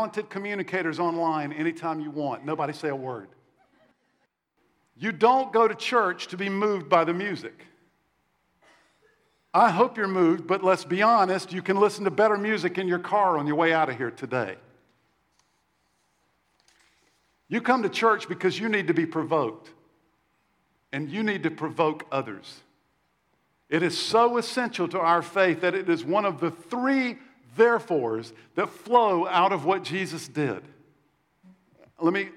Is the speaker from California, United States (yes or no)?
no; South Carolina, United States; When I was little, I grew up in the Bible Belt in South Carolina